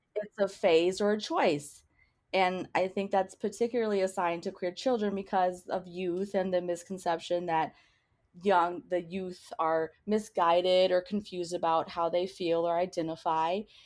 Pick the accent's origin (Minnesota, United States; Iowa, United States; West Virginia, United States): Minnesota, United States; New Hope; also born or lived in Crystal, Minnesota / Eden Prairie, Minnesota; I grew up in New Hope, Crystal, Minnesota, in a single parent household